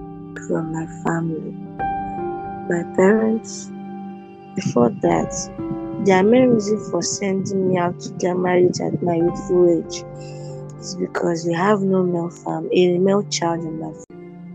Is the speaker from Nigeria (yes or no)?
yes; Igbo, Igboland, Nigeria; we are from Igbo tribe.